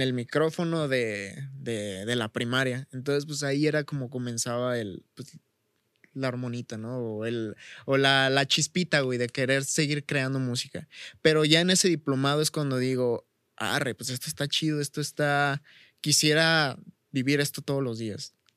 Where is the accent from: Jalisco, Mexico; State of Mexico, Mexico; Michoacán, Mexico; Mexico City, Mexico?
Michoacán, Mexico; Chavinda; aquí en mi pueblo, aquí en Chavinda